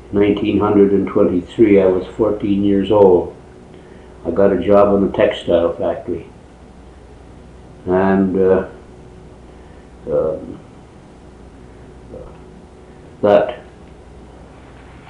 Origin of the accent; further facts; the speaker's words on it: Peterborough, Ontario, Canada; I was born in Peterborough, Ontario on the 18th of August, 1909.